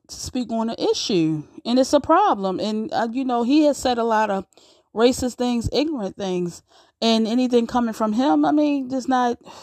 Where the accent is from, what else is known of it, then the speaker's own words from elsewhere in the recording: United States; we we built this country, so we're just as American as those who aren't black are. We are we are definitely American.